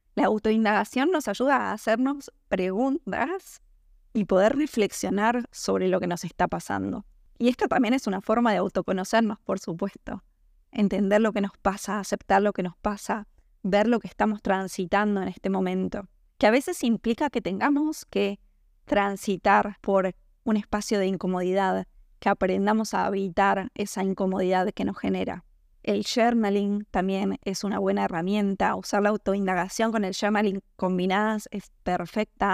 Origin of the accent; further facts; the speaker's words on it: Argentina; en mi país, en Argentina